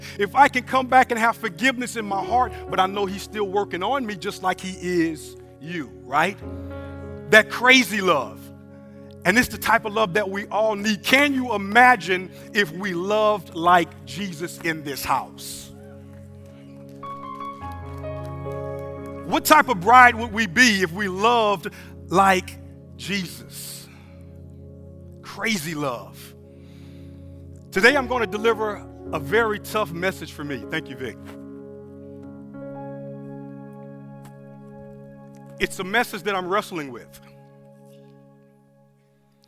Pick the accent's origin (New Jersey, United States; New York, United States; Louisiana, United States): Louisiana, United States; Evangeline Parish and Calcasieu Parish; moved away; also born or lived in Virginia; as a young man growing up in Evangeline Parish and Calcasieu Parish and Louisiana